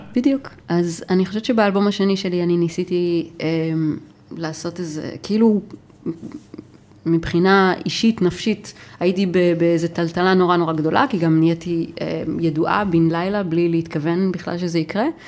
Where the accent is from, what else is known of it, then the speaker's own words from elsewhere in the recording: Nof HaGalil, Northern District, Israel; גדלתי בנצרת עילית